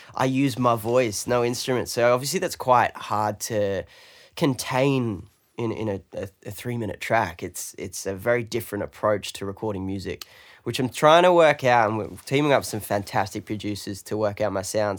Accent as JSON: {"language": "English", "region": "London", "country": "United Kingdom", "tie": "born or raised there", "moved": "yes", "lives_now": "Australia", "said": "I'm British. I'm from London"}